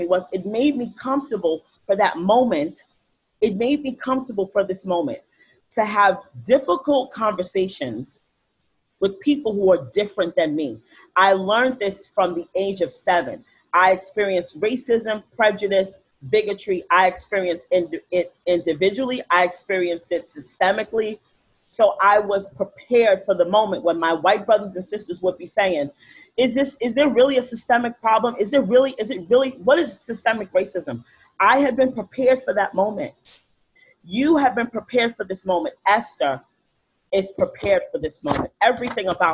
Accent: New York City, New York, United States; I grew up in the Bronx

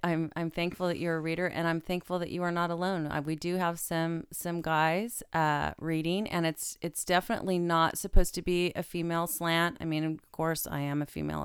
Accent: Stockton, California, United States; it's my hometown

